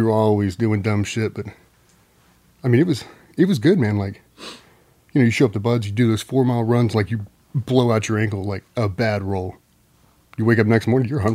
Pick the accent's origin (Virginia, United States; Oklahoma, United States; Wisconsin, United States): Virginia, United States; Chesapeake; also born or lived in San Diego, California; Chesapeake, Virginia. So moved uh, from San Diego to Chesapeake when I was four.